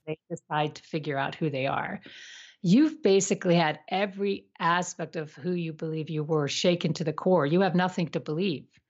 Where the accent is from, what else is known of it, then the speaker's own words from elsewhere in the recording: United States; I was also from the States